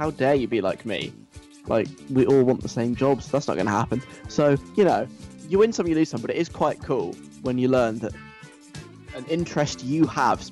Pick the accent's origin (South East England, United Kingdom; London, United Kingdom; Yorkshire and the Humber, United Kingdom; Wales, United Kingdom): London, United Kingdom; accent: southern; also born or lived in north of England; I am from the south of England, in case you can't tell by my very, very strongly southern accent. I'm from London